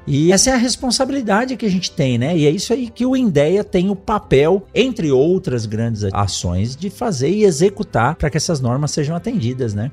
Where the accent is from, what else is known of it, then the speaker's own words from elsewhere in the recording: São Paulo, Brazil; eu nasci em São Paulo